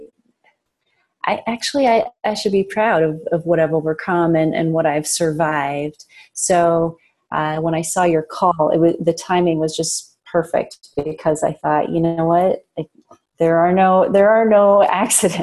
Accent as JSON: {"language": "English", "region": "Upper Peninsula of Michigan", "country": "United States", "tie": "born or raised there", "moved": "yes", "said": "I grew up in the Upper Peninsula of Michigan"}